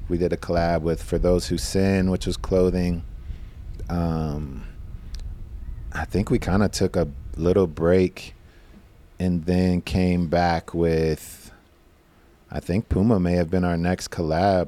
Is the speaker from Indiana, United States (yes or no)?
no; Madisonville, Kentucky, United States; moved away; growing up in Madisonville